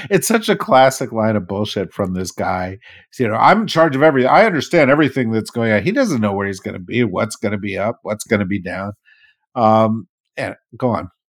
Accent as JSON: {"language": "English", "region": "New Jersey", "country": "United States", "said": "I'm from New Jersey. I don't say that stuff"}